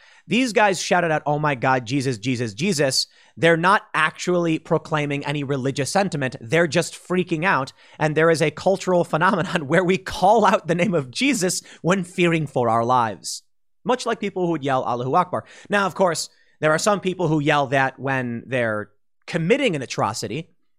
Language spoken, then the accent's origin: English; Chicago, Illinois, United States; I've experienced conflict and crisis. I grew up in Chicago. I fully understand how serious things can get, and I know my limitations.